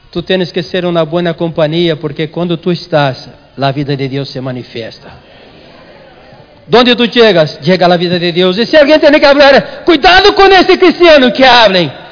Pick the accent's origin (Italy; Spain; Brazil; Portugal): Spain; Portuguese is a second language; Pastor, eu sou espanhol e não me hacen distinção